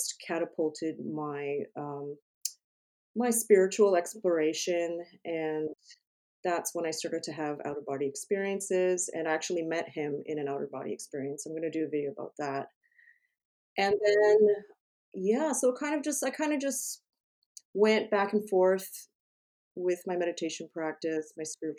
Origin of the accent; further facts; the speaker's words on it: Canada; I'm from Canada